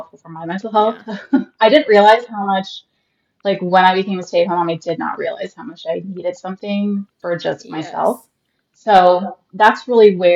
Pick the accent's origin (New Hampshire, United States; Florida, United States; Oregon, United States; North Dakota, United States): Florida, United States; Central; also born or lived in Arizona; I'm from a small town in Central Florida, like not even an hour north of Tampa. I have lived here pretty much all my life